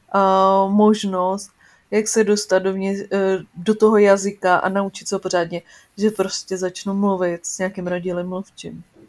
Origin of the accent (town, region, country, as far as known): Czechia